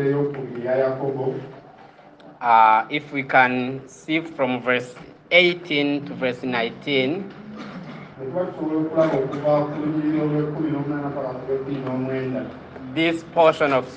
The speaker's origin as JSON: {"language": "English", "region": "Kigali", "country": "Rwanda", "said": "I'm from Kigali"}